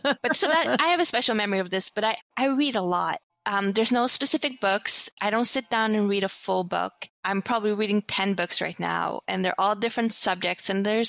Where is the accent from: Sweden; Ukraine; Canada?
Sweden; moved away; growing up in Sweden